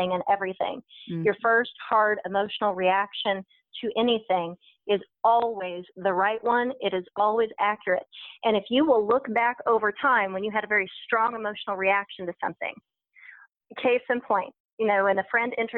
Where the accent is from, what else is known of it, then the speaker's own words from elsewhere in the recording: United States; moved away; growing up in Cowtown, USA, where you have steak and eggs for breakfast